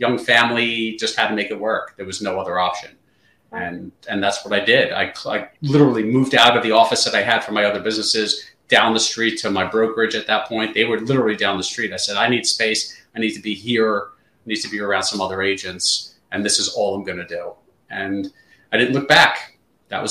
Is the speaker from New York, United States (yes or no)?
yes; New York City, New York, United States; moved away as an adult; now in Southern New Jersey, United States; Grew up in the New York City area